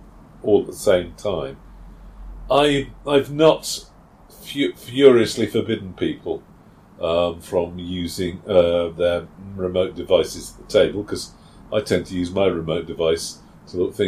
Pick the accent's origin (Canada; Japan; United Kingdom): United Kingdom; being British